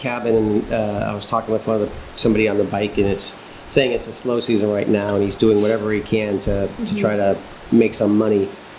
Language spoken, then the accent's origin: English; United States; as an American